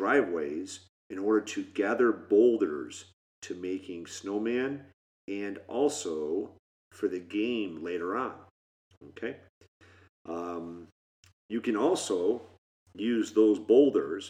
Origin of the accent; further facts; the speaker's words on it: Michigan, United States; We grew up in Michigan